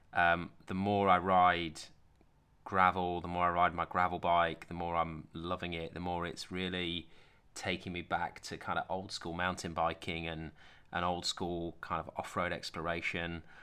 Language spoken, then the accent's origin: English; Sheffield, Yorkshire and the Humber, United Kingdom; also born or lived in Doncaster; I grew up in Sheffield and Doncaster